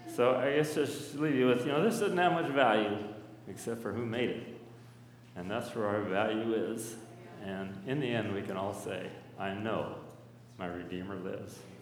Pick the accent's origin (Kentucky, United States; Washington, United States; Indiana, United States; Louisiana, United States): Washington, United States; Burbank; I grew up in Burbank area, Burbank Heights, just a little upriver up from uh, Hood Park